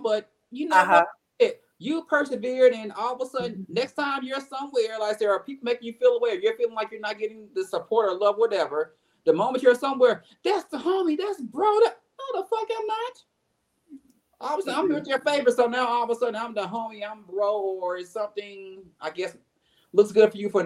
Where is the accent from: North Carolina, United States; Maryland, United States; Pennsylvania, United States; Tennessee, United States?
Tennessee, United States; Memphis; now in Atlanta, United States; I am born and raised in Memphis, Tennessee